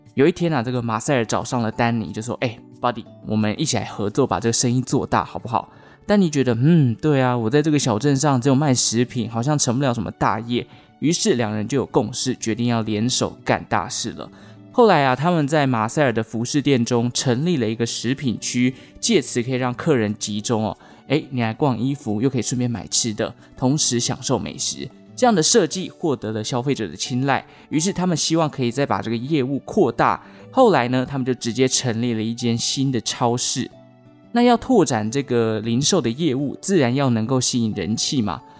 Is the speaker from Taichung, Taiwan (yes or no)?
yes; Taichung, Taiwan; 因为我是台中人，所以我对大买家比较有印象